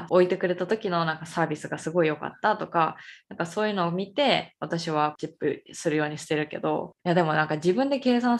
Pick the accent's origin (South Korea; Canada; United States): United States; Japanese is a second language; 私アメリカ人で